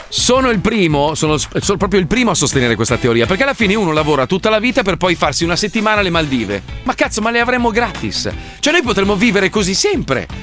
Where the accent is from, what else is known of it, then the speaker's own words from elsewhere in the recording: United States; io poi tra l'altro sono cresciuto in America, la, la, diciamo la prima parte della mia mia vita l'ho fatta in America